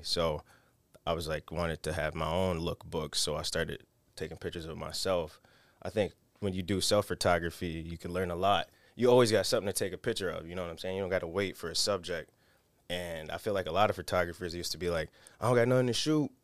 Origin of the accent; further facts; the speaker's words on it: Rochester, New York, United States; I'm from Rochester.